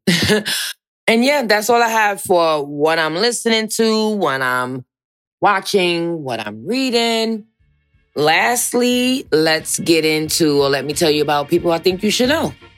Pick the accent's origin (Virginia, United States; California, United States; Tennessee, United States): Virginia, United States; I'm from Virginia